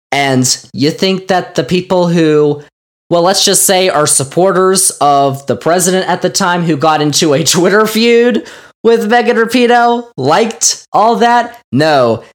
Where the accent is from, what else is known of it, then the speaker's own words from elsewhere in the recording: United States; we as Americans